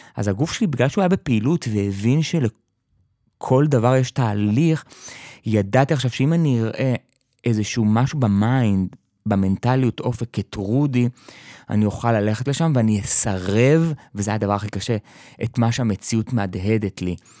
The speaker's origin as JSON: {"language": "Hebrew", "area": "kibbutz in the Jordan Valley", "region": "Northern District", "country": "Israel", "tie": "born or raised there", "said": "תמיד הייתי בקיבוץ, אה, התחנכתי כילד חוץ בקיבוץ, בעמק הירדן"}